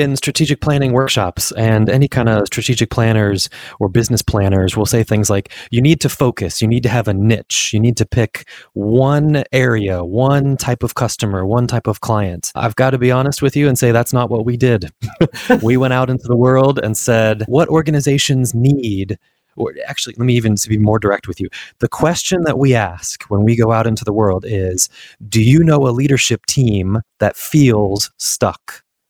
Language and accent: English; Washington, District of Columbia, United States; born there; also born or lived in South East England, United Kingdom; So I was born in Washington, D.C. and lived around the States for most of my life and career.